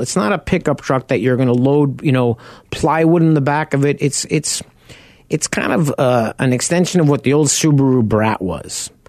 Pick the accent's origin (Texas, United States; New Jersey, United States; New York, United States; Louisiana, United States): New York, United States; Long Island; moved away; also born or lived in South Farmingdale; I grew up on Long Island.